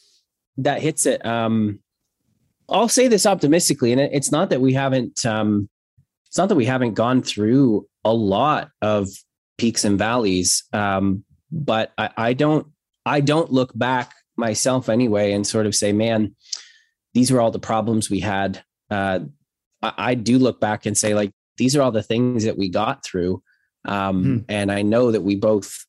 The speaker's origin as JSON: {"language": "English", "town": "Hamilton", "region": "Ontario", "country": "Canada", "tie": "born or raised there", "said": "I was born in Hamilton, Ontario, December 18th."}